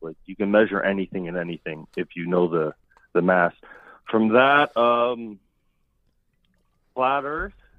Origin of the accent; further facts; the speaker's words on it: Canada; I'm from Canada